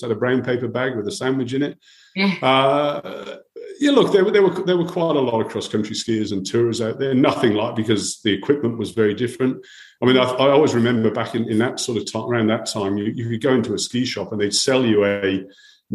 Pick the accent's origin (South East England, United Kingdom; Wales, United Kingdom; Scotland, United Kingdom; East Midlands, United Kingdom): Wales, United Kingdom; moved away as an adult; now in Australia; I'm a Welshman by background